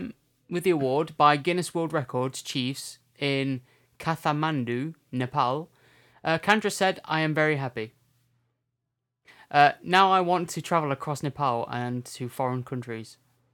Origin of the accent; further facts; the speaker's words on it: Derbyshire, East Midlands, United Kingdom; we come from Derbyshire. But isn't that just like a county name for Derby? We're in the county of Derbyshire, and our city is Derby.